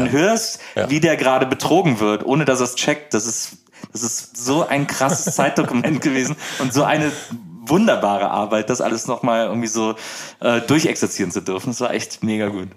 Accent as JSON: {"language": "German", "town": "Wesseling", "region": "North Rhine-Westphalia", "country": "Germany", "tie": "born or raised there", "also_born_or_lived": "Bonn", "said": "Ich bin äh, in Wesseling aufgewachsen, das ist genau zwischen Köln und Bonn."}